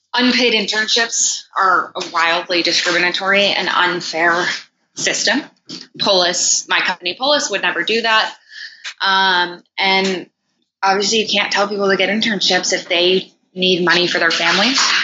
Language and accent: English; United States; also born or lived in Oxford, United Kingdom; one of my tutors in particular used to just mocked me relentlessly for being an American